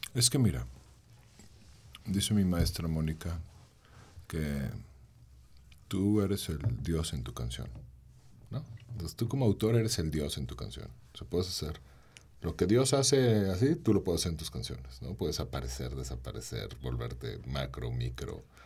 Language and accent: Spanish; León, Guanajuato, Mexico; soy cantautor, soy de aquí de León